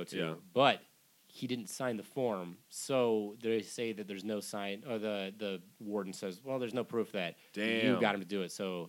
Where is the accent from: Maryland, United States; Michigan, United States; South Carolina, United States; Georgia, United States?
Michigan, United States; moved away; Yeah, I grew up in Michigan.